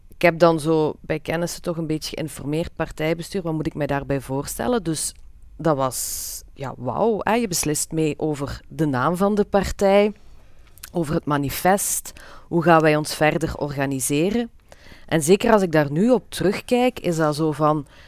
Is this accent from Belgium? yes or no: yes; Limburg, Flanders, Belgium; bij ons in Limburg